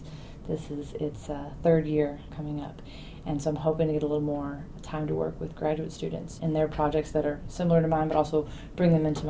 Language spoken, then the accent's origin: English; Louisville, Kentucky, United States; moved away; Lucky for me, Kentucky is home. I'm actually originally from Louisville, and that's really what drew me here, was to be back home in the bluegrass.